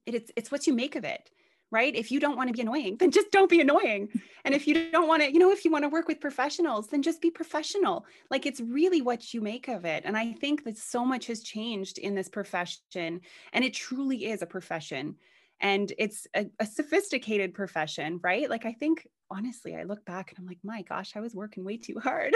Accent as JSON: {"language": "English", "country": "Canada", "said": "Canada, which is where I'm from. I'm Canadian"}